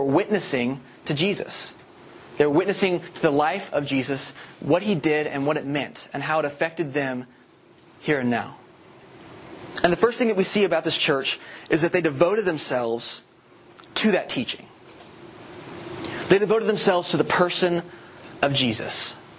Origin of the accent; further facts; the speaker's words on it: the South, United States; We're all from the South.